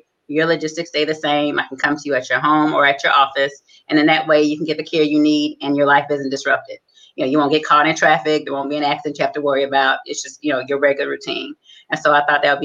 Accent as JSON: {"language": "English", "town": "Detroit", "region": "Michigan", "country": "United States", "tie": "born or raised there", "also_born_or_lived": "New Orleans, Louisiana / Atlanta, Georgia", "moved": "as an adult", "said": "I am originally from Detroit, Michigan. I grew up in and was raised in Detroit"}